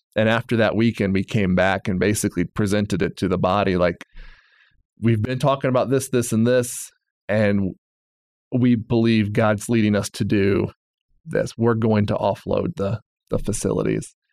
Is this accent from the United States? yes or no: yes; Bible Belt, Southern United States, United States; moved away as an adult; I'm from the Bible Belt.